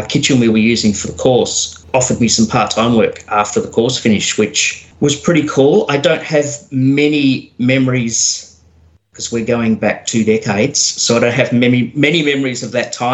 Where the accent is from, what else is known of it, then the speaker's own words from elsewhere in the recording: Geelong, Victoria, Australia; I was born and raised in Geelong